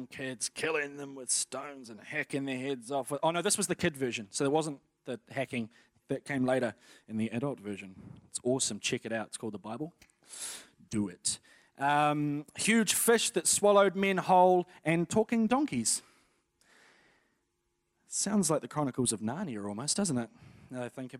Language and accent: English; Napier, Hawke's Bay, New Zealand; I was born in Napier on the 1st of April, 1988, in the afternoon